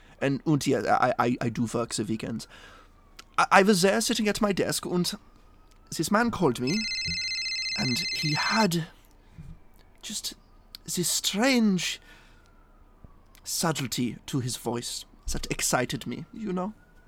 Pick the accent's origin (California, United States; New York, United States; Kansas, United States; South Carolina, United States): California, United States; I'm from California.